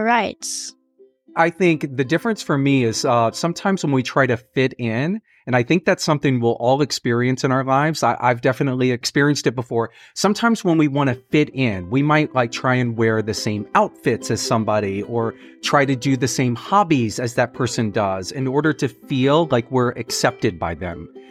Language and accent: English; Fort Worth, Texas, United States; now in New York City, United States; I'm from Fort Worth. I'm from Texas